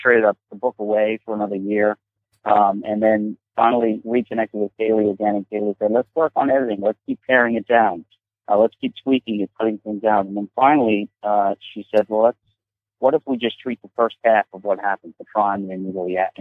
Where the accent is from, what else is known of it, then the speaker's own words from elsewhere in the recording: Forge River, New York, United States; growing up in Ford River